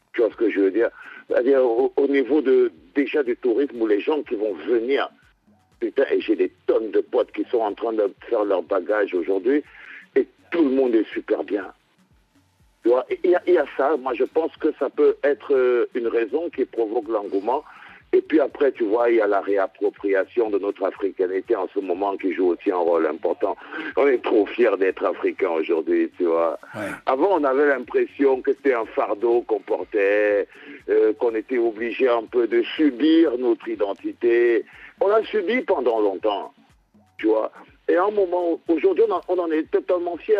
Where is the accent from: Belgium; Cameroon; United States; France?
Cameroon; En tant que Camerounais